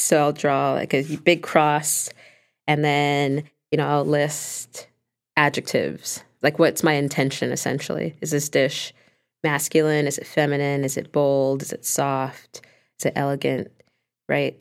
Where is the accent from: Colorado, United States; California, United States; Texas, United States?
California, United States; Los Angeles; growing up in Los Angeles